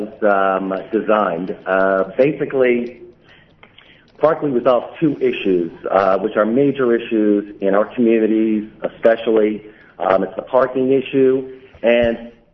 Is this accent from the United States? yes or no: yes; New York City, New York, United States; I was born and bred in Brooklyn. I live in Brooklyn currently